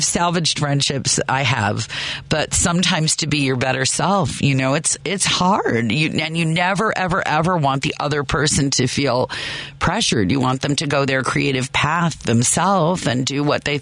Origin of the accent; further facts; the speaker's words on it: Chicago, Illinois, United States; as a Chicagoan and theater lover